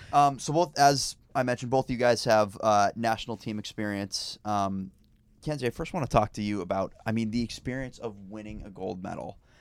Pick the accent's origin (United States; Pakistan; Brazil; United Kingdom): United States; Northeast; I am from the Northeast